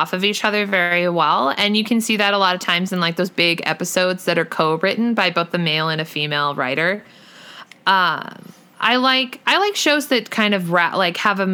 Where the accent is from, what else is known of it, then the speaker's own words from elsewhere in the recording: United States; I'm American, not Canadian